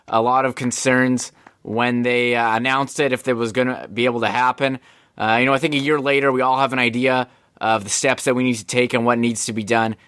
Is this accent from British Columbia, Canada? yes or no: no; Winnipeg, Manitoba, Canada; we're from Winnipeg